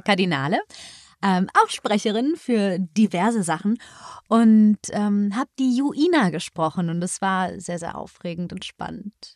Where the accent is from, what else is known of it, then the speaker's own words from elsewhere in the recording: Düsseldorf area, North Rhine-Westphalia, Germany; ich komme aus der Ecke von Düsseldorf und hier gibt es gar nicht so viel